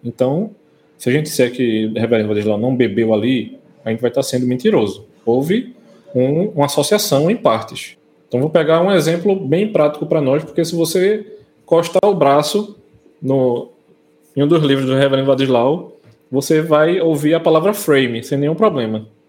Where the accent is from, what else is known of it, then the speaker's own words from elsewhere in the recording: Brazil; a gente, como brasileiro